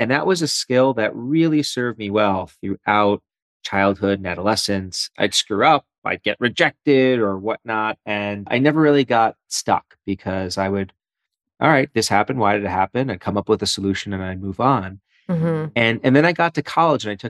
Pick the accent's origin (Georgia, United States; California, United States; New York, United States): New York, United States; New York City; moved away as an adult; also born or lived in Philadelphia, United States / Ann Arbor, Michigan, United States; now in Michigan, United States; I'm a born and bred East Coaster. So I grew up in Brooklyn